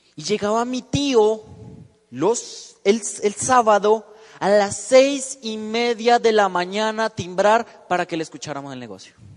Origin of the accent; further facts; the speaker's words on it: Bogotá, Colombia; yo vengo de la ciudad de Bogotá